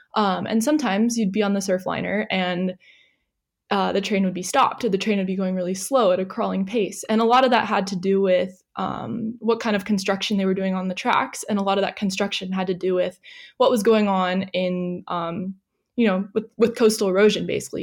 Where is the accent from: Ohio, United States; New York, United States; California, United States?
California, United States; San Diego; moved away as an adult; now in Australia; I am originally from San Diego, California